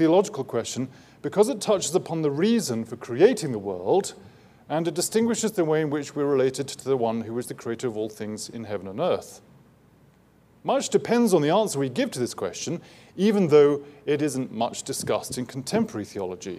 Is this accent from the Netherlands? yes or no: no; England, United Kingdom; Being English